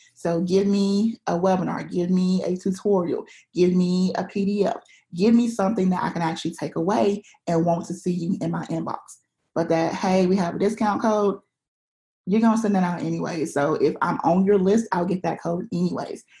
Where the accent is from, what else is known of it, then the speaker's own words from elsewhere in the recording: Alabama, United States; I live in Alabama, which is in a pretty small town